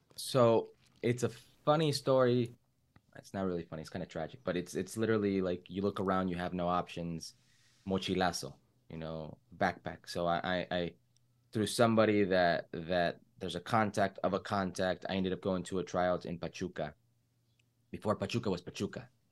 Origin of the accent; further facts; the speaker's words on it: Oxnard, California, United States; also born or lived in Los Angeles, California / Las Vegas, Nevada; I grew up in a place called, uh, Oxnard, California.